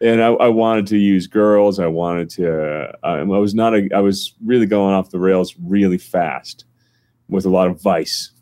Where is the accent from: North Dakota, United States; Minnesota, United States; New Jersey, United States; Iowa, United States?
New Jersey, United States; North; now in Colorado, United States; I'm from North New Jersey, about a half hour from Manhattan.